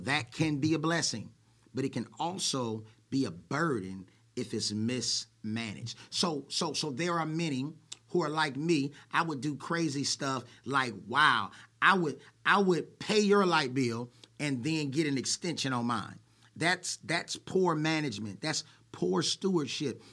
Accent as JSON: {"language": "English", "town": "Oakland", "region": "California", "country": "United States", "tie": "born or raised there", "said": "I was born in Oakland, California, to Herbert and Cheryl"}